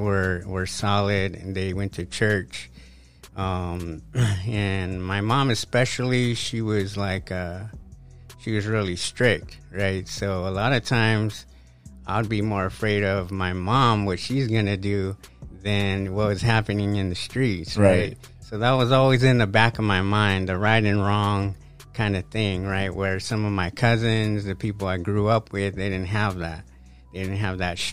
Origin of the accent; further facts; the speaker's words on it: Riverside, California, United States; I grew up in Casablanca. Yeah, that's where my family's from. Little neighborhood right there